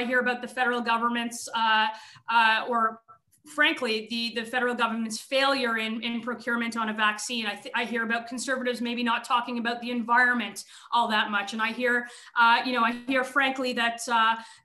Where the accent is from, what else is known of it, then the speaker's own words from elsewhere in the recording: Thornhill, Ontario, Canada; I was born and raised in Thornhill. I've spent almost my entire life in Thornhill